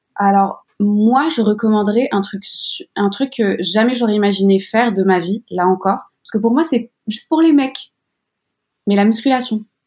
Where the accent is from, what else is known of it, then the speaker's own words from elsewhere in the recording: Morocco; j'ai grandi au Maroc